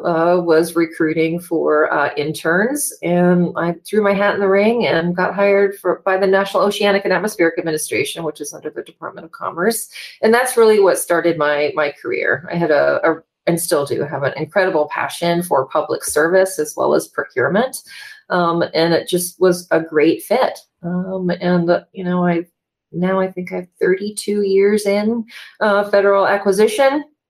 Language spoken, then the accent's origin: English; Wrangell, Alaska, United States; moved away as an adult; also born or lived in Seattle, Washington; I left my hometown in Wrangell, Alaska, and moved to Seattle to go to college